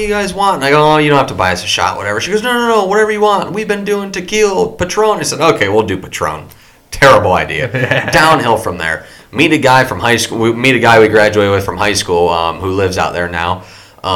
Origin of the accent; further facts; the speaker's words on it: Toledo, Ohio, United States; we're from the Toledo area